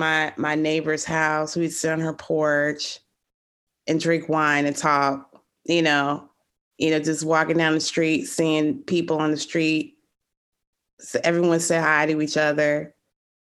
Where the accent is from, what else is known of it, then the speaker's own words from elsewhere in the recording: Chicago, Illinois, United States; I grew up in Lakeview. I went to Von Steuben High School